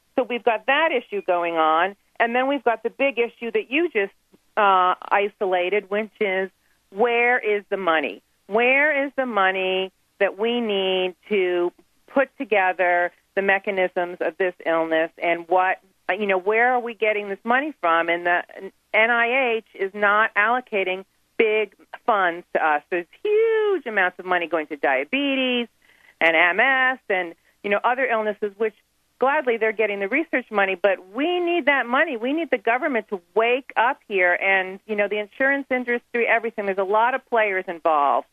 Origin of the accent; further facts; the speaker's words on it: Long Island, New York, United States; moved away as an adult; I was raised on Long Island, New York